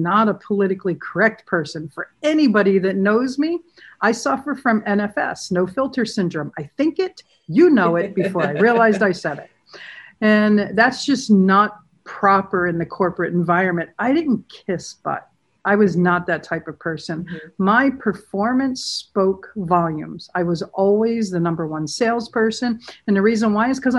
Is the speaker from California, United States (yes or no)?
yes; San Diego, California, United States; I grew up in a beach town in San Diego. I grew up in Pacific Beach